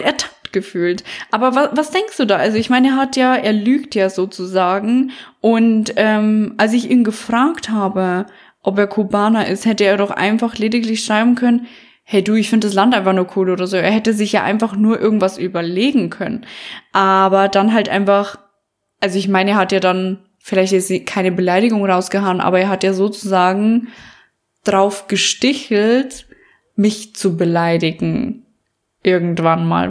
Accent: Bavaria, Germany; accent: Bavarian dialect; now in Berlin, Germany; es ist gar kein Akzent, sondern Dialekt, denn ich bin aus Bayern.

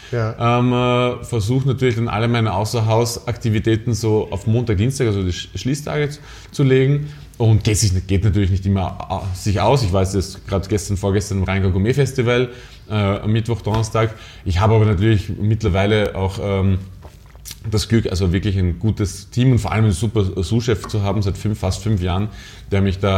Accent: Austria; now in Berlin, Germany; Naja, man muss, man muss sagen, dass wir als Österreicher ja äh, total überall so einen Bonus haben.

